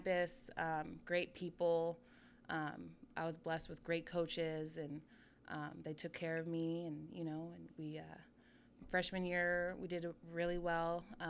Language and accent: English; Sacramento, California, United States; So I grew up in Sacramento, in North Highlands, actually. I went to Center High School, which is in Antelope